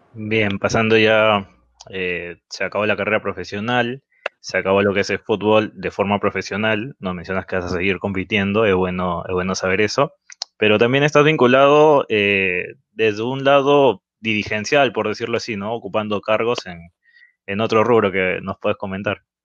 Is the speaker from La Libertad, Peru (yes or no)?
yes; Trujillo, La Libertad, Peru; nosotros somos de Trujillo